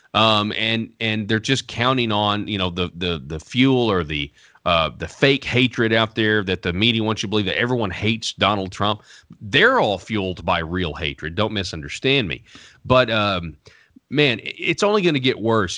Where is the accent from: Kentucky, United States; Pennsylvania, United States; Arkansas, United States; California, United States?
Arkansas, United States; born and raised in Arkansas